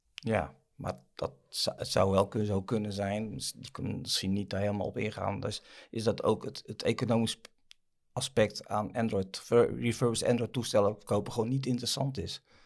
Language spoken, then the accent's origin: Dutch; Netherlands; We zijn Hollanders